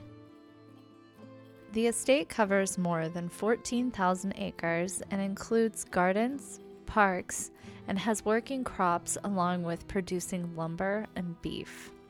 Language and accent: English; Ohio, United States; accent: Ohio nasally; my Ohio nasally accent.